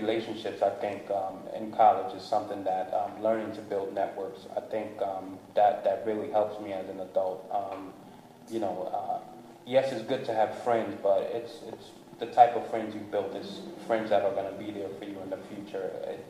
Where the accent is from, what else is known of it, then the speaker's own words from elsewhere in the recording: New Jersey, United States; I grew up in New Jersey, Hyde Park. My parents, we moved a lot. Mm-hmm. So, you know, I grew up in the hooded areas, and then I also grew up in the suburbs.